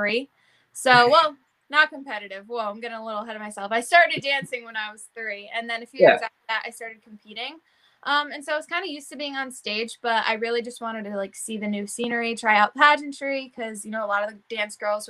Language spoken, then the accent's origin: English; Connecticut, United States; I'm from Connecticut